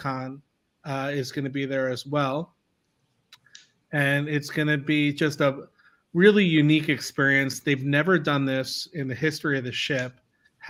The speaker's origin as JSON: {"language": "English", "region": "New Jersey", "country": "United States", "tie": "born or raised there", "said": "In my home state, which is sunny New Jersey."}